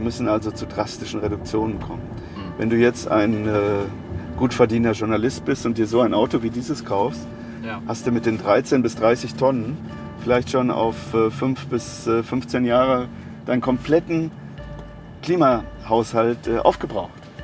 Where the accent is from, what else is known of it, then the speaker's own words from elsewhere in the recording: Germany; Wir als Deutsche